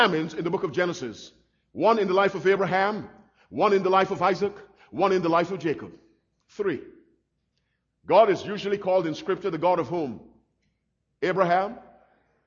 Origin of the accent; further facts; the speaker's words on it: Barbados; when I was a little boy growing up in Barbados